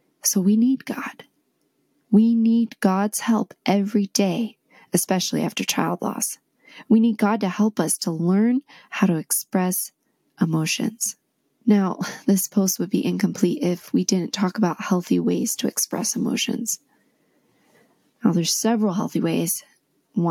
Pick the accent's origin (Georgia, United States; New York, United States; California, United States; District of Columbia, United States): District of Columbia, United States; D.C.; now in Utah, United States; I grew up near Washington, D.C.